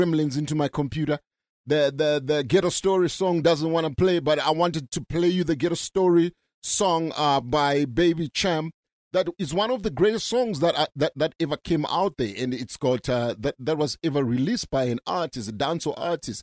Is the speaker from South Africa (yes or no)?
yes; South Africa